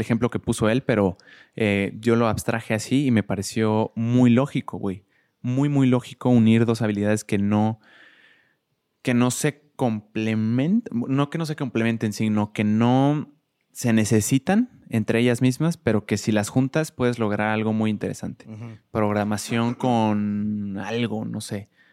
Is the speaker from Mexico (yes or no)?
yes; Querétaro, Mexico; yo crecí toda mi vida en Querétaro